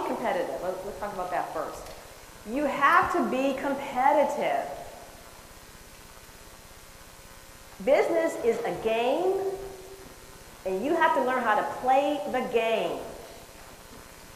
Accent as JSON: {"language": "English", "town": "Chicago", "region": "Illinois", "country": "United States", "also_born_or_lived": "San Francisco Bay Area, California", "moved": "yes", "said": "I'm from Chicago"}